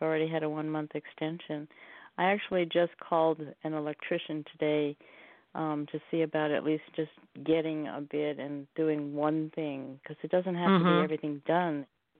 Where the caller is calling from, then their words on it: Oregon, United States; And I'm calling from Oregon.